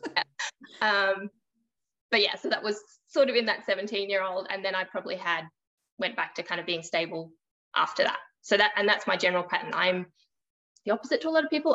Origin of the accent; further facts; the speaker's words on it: Australia; I am from Australia. So I live on the East Coast, just a bit north of Sydney